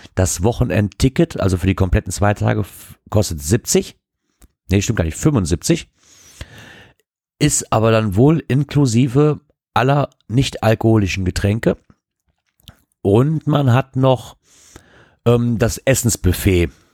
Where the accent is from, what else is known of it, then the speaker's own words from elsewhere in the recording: Wassenberg, North Rhine-Westphalia, Germany; bei uns in Wassenberg